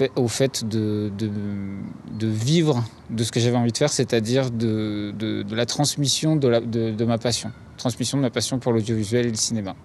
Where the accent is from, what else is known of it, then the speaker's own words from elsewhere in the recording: Paris, Île-de-France, France; moved away as an adult; Je, je suis né à Paris, j'ai grandi à Paris